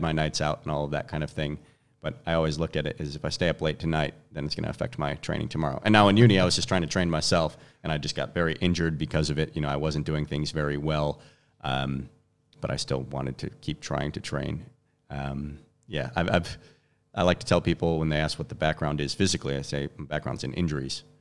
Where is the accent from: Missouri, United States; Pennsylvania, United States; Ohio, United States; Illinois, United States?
Illinois, United States; Chicago; moved away as an adult; I'm from Chicago originally